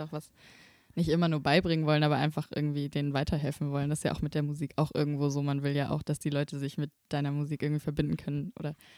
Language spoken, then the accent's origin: German; Böblingen, Baden-Württemberg, Germany; Ich komme aus Böblingen